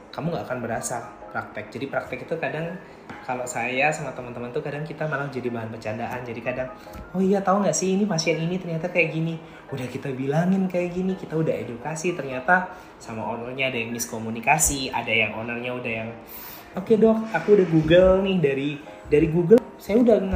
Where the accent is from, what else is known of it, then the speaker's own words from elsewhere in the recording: Java, Indonesia; saya kan aslinya Jawa tuh mayoritas pasti bahasanya pasti bahasa pakai bahasa Jawa